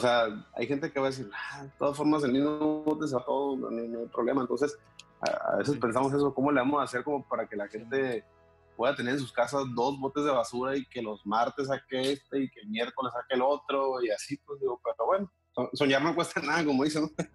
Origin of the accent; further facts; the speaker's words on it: Mexicali, Baja California, Mexico; nací aquí en Mexicali.